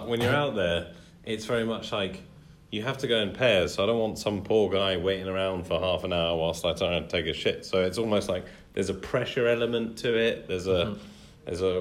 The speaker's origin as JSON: {"language": "English", "country": "United Kingdom", "said": "We're very British"}